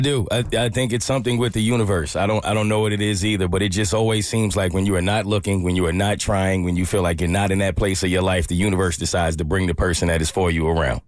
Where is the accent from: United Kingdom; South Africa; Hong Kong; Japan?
South Africa; English is a second language; moved away as an adult; now in Charleston, United States; all the way from South Africa